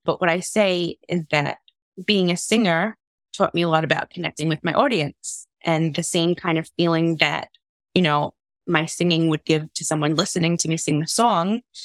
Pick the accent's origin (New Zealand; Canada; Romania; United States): United States; New York; moved away as an adult; also born or lived in Long Island; now in North West England, United Kingdom; I'm originally from New York, I grew up in Queens and Long Island when I was a teenager, but I've been living in the UK now for the last 12 years